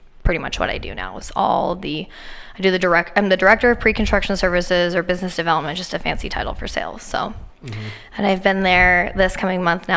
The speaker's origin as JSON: {"language": "English", "town": "Spokane", "region": "Washington", "country": "United States", "tie": "born or raised there", "said": "I'm a Spokane girl. Born and raised"}